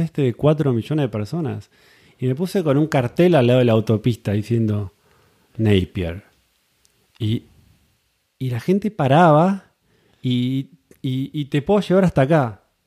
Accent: Buenos Aires, Argentina; moved away as an adult; also born or lived in New Zealand; now in California, United States; estuve viviendo en Argentina, en Buenos Aires, básicamente, zona norte. Ahí es donde conocí a mi mujer, nos casamos, tuvimos hijos y ahí es donde fui a la escuela

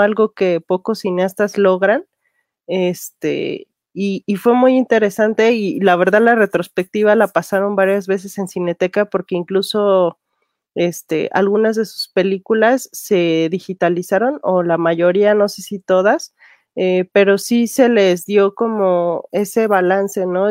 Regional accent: Mexico

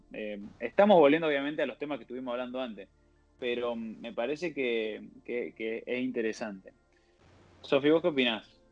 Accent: Villa Carlos Paz, Córdoba, Argentina; soy de Carlos Paz, de Córdoba

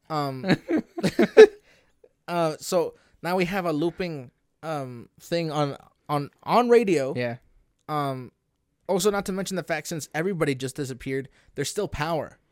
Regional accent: Canada; we are Canadian. We were born and raised in in here.

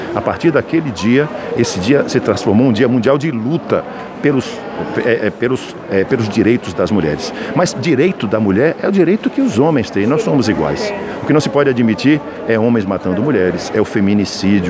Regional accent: Feira de Santana, Bahia, Brazil; todas as mulheres da minha terra

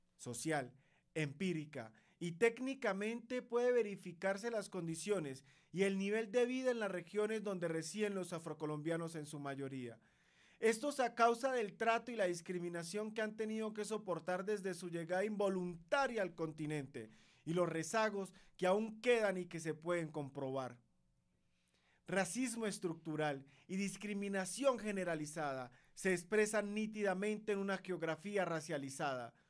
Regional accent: Colombia; los afrocolombianos seguíamos siendo esclavos

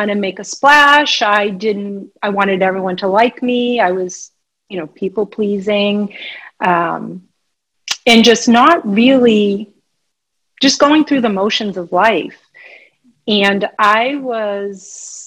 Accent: Massachusetts, United States; I'm an East Coast girl. I'm from Massachusetts

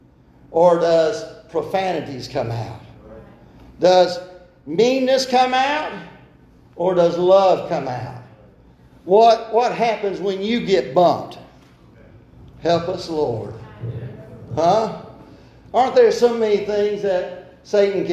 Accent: Brooklyn, United States; born or raised there

